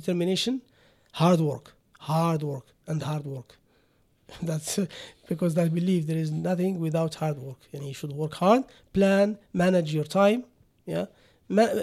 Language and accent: English; Morocco; moved away as an adult; also born or lived in Germany; now in United Arab Emirates; I was born in Morocco